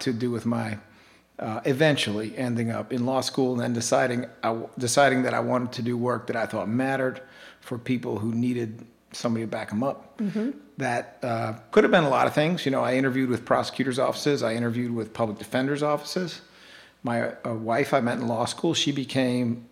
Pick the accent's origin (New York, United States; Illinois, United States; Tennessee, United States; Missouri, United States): Missouri, United States; St. Louis; now in Philadelphia, United States; I was born in St. Louis, went to public schools there.